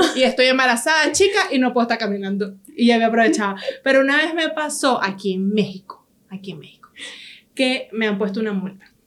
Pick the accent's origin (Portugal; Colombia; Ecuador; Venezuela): Venezuela; somos nosotros los venezolanos